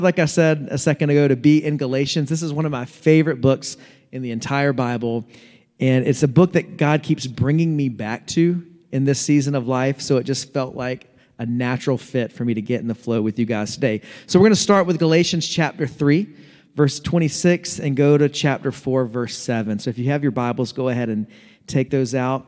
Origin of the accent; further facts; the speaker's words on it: North Carolina, United States; I'm going to say y'all a lot because I'm from North Carolina